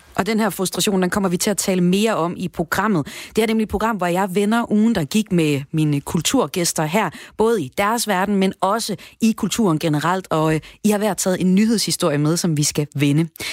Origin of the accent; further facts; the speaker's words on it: Aalborg, North Denmark Region, Denmark; jeg kommer fra Aalborg